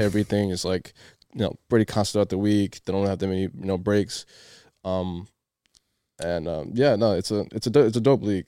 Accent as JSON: {"language": "English", "country": "Cape Verde", "tie": "born or raised there", "moved": "yes", "said": "I started playing soccer in my home country, in Cape Verde."}